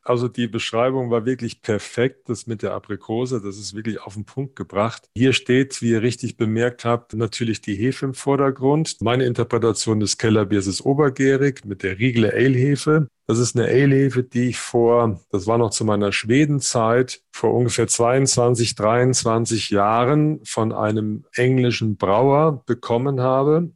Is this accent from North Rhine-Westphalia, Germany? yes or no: yes; Siegerland, North Rhine-Westphalia, Germany; moved away as an adult; also born or lived in Mannheim / Hannover / Halmstad, Sweden; now in Augsburg, Germany; Ich bin Original-Siegerländer